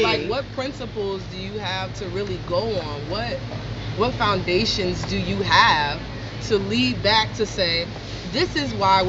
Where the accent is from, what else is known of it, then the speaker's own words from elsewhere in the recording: Newark, New Jersey, United States; I'm from Newark.